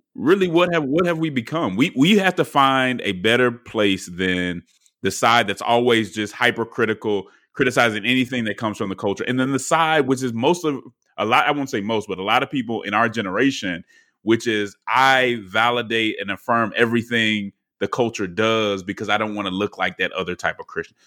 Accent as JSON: {"language": "English", "town": "Atlanta", "region": "Georgia", "country": "United States", "tie": "born or raised there", "said": "my hometown newspaper, uh, the Atlanta Journal Constitutional"}